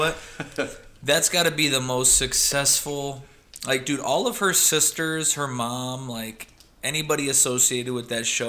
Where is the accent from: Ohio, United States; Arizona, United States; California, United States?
Arizona, United States; also born or lived in Michigan; I moved here when I was 9.